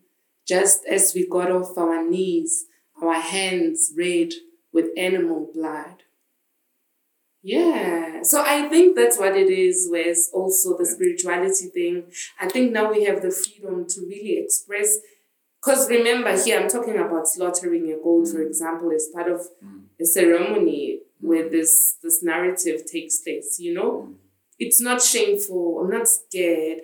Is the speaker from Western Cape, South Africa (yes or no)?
no; Johannesburg, Gauteng, South Africa; moved away as an adult; now in Northern Cape, South Africa; I grew up in Joburg, in Soweto